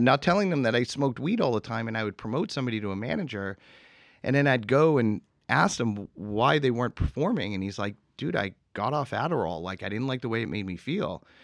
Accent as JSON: {"language": "English", "town": "Boston", "region": "Massachusetts", "country": "United States", "tie": "born or raised there", "moved": "yes", "said": "growing up in Massachusetts"}